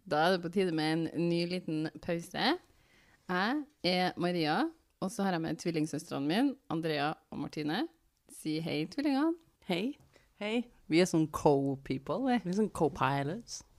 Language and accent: Norwegian; Trøndelag, Norway; Eh, jeg kan fortelle én ting som ekte trønder.